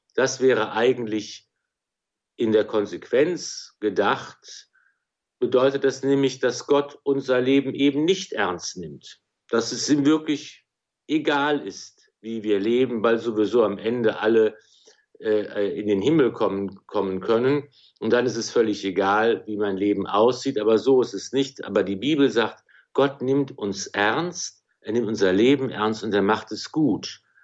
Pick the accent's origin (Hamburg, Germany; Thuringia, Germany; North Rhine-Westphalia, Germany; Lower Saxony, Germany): North Rhine-Westphalia, Germany; Remscheid; also born or lived in Wuppertal / Cologne; in Wuppertal geboren, in Remscheid aufgewachsen